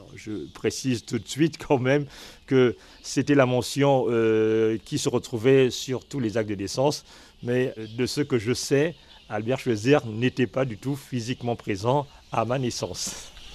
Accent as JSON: {"language": "French", "town": "Lambaréné", "region": "Moyen-Ogooué", "country": "Gabon", "tie": "born or raised there", "also_born_or_lived": "Port-Gentil", "said": "je suis né à Lambaréné."}